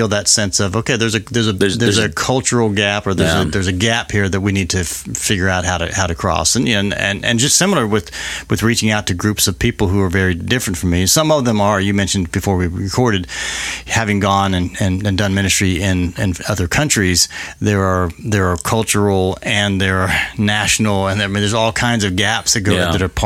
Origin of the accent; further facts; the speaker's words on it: United States; I grew up in America, and I grew up during this era when we were doing the bomb drills